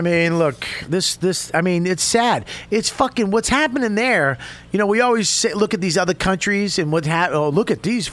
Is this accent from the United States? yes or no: yes; Medford, Massachusetts, United States; I'm from Boston